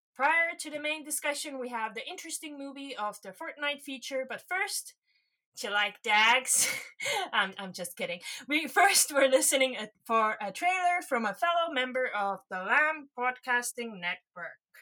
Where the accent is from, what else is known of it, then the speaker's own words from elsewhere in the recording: Estonia; I'm from Estonia